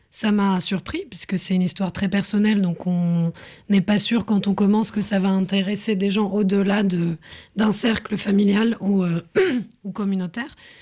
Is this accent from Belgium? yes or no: no; France; J'ai grandi en France